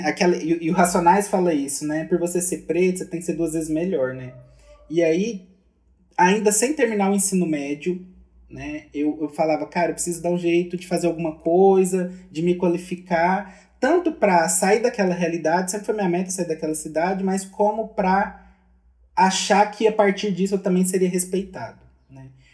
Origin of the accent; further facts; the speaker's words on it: Minas Gerais, Brazil; sou mineiro